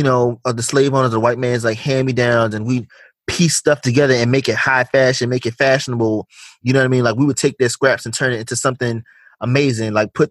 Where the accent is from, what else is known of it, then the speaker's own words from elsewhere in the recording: United States; we as African Americans